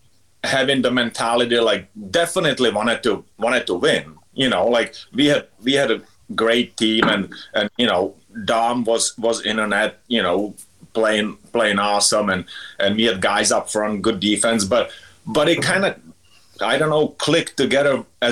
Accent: Litvínov, Ústí nad Labem Region, Czechia; English is a second language; moved away as an adult; I grew up playing in Litvinov. It's, you know, small little town back home

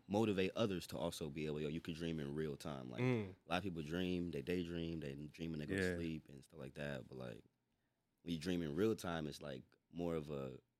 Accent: North Carolina, United States; moved away as an adult; now in Tacoma/Seattle, United States; Yeah. Born and raised in North Carolina.

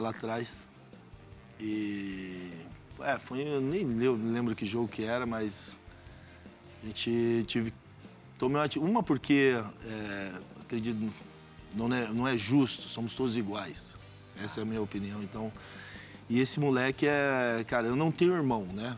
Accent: Brazil; Sou brasileiro

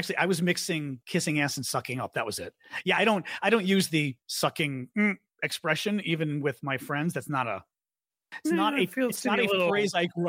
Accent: Midwest, United States; I'm from the Midwest

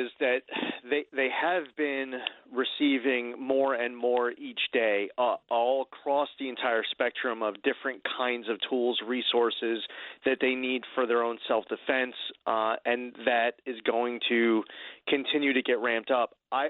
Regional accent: United States; However, I'm an American. I'm a proud American

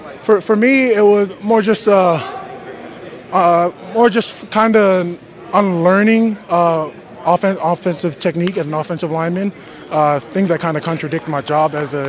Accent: Australia; now in United States; It was actually here in the state of Washington. When I moved out here from Australia, I played for a club, Rainier Highlanders.

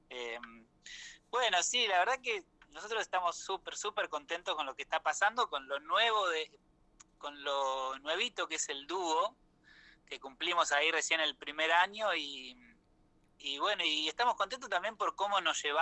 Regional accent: Salto, Buenos Aires Province, Argentina; yo soy de Salto, provincia de Buenos Aires.

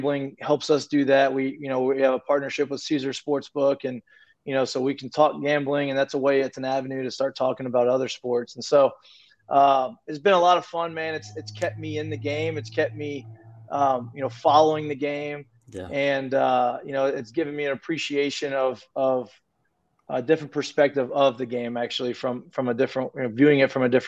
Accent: Lafayette, Louisiana, United States; I grew up in Lafayette, Louisiana, so it's an hour away from Baton Rouge

